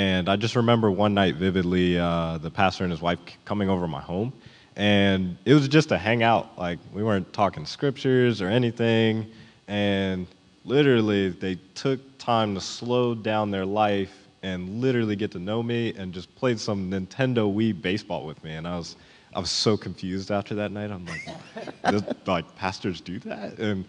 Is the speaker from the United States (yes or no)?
yes; Virginia, United States; growing up in Virginia